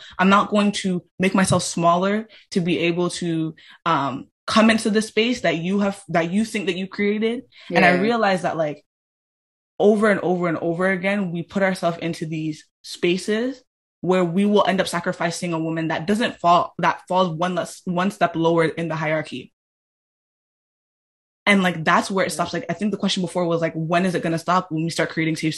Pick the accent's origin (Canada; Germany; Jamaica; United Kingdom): Jamaica; I'm Black and I'm Jamaican